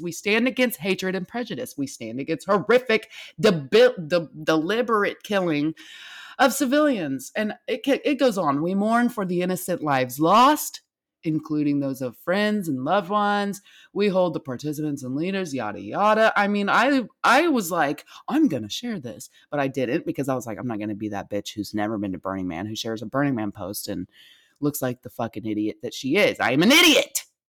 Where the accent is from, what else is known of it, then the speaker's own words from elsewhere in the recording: United States; I am an American